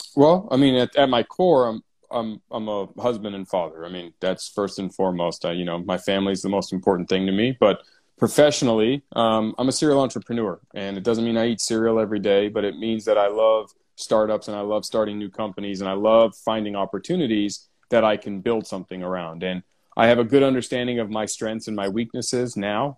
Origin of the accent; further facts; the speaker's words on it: San Diego, California, United States; San Diego, born and raised